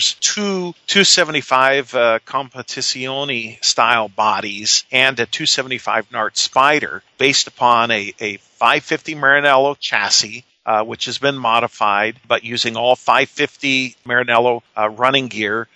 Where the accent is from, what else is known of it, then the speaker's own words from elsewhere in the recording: United States; we're American